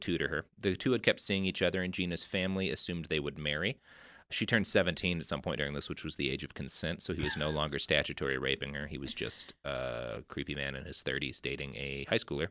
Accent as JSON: {"language": "English", "region": "Texas", "country": "United States", "tie": "born or raised there", "said": "I grew up in Texas"}